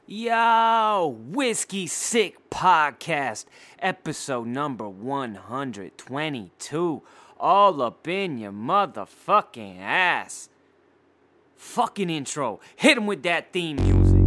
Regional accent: Poway, California, United States; I'm from Dago Beach, California, San Diego, California, and my hometown is Poway

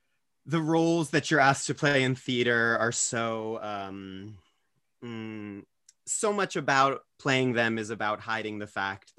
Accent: Maryland, United States; also born or lived in Hawaii; I was born in Hawaii. I was a bit of a military brat, and we kind of ended up in Maryland for most of my childhood. We lived like in central Maryland, 20 minutes outside of Baltimore. So that's where I grew up.

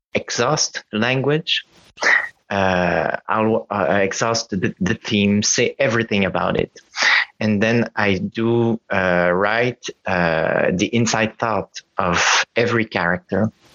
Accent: Montreal, Quebec, Canada; now in Paris, France; I'm in Montreal right now.

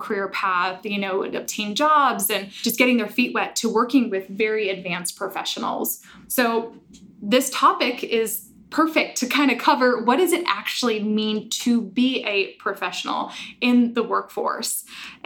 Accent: Omaha, Nebraska, United States; born and raised in Omaha

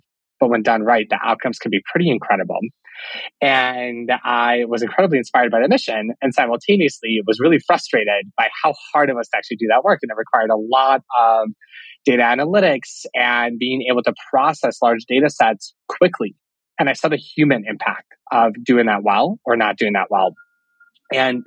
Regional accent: Cleveland, Ohio, United States; also born or lived in Russia / St. Louis; I was born in Russia and I moved to the US when I was 8 years old. So I grew up in the Cleveland area

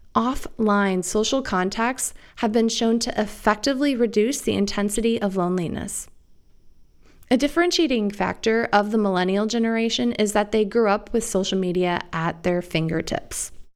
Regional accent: Iowa, United States; moved away as an adult; also born or lived in Arizona; the relaxed community centric world I grew up in and the big city paradigm that I went to medical school in was particularly apparent to me when I moved from the Midwest to Arizona for medical school. Picture Iowa in the 80s and 90s

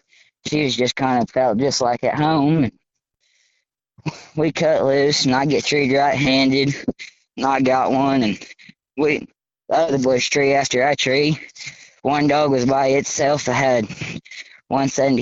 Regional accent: Wyandotte, Oklahoma, United States; I am 13 years old and I am from Wyandotte, Oklahoma.

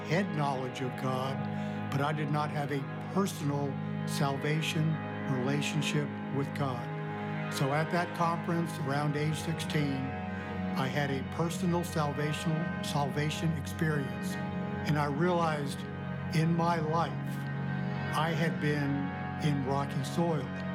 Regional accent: New York City, New York, United States; moved away; also born or lived in Los Angeles; I grew up in the New York City area

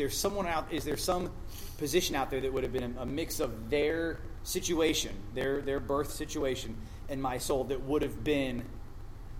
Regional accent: Galveston, Texas, United States; now in Fort Lauderdale, United States; I was born in Galveston, Texas in 1987

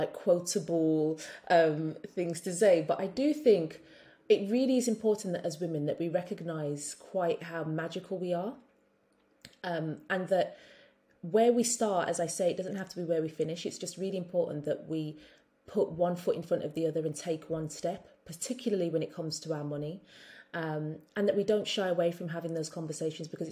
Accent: Birmingham, West Midlands, United Kingdom; also born or lived in London; now in St. Kitts, Saint Kitts and Nevis; being a Brummie

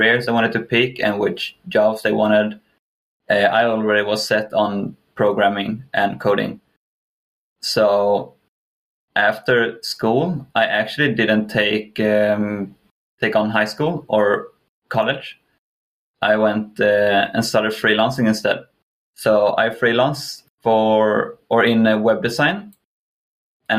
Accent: Kalmar, Kalmar County, Sweden; moved away; also born or lived in England; I'm from Sweden. Specifically the south of Sweden in a city called Kalmar.

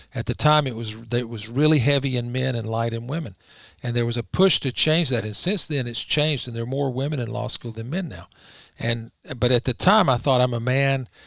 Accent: Rome, Georgia, United States; also born or lived in Virginia Beach, Virginia / Eugene, Oregon / Munich, Germany / France; I was born and raised in Rome, Georgia. I still live there.

